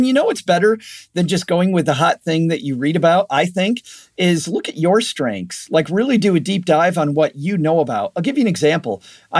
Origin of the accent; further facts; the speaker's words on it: Michigan, United States; Western Michigan.